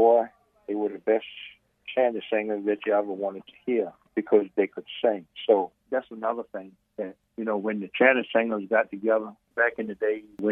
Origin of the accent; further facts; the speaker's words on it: Weems, Virginia, United States; I was born in Weems, Virginia